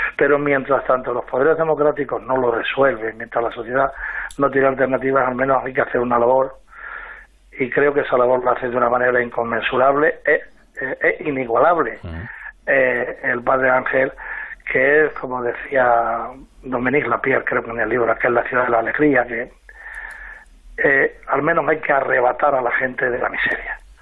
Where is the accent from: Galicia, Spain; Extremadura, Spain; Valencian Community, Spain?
Extremadura, Spain; yo soy extremeño